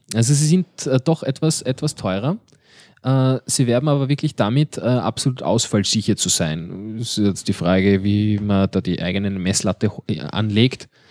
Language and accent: German; Austria; wir Österreicher